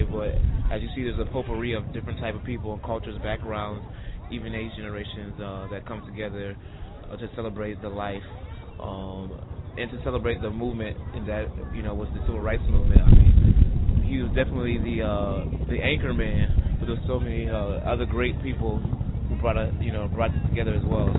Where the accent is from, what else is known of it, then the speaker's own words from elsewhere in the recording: Pittsburgh, Pennsylvania, United States; I am from Pittsburgh, Pennsylvania.